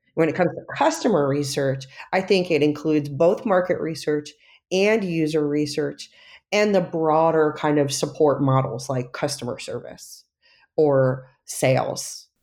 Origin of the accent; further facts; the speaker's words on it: New York, United States; now in San Francisco, United States; I grew up right outside of Manhattan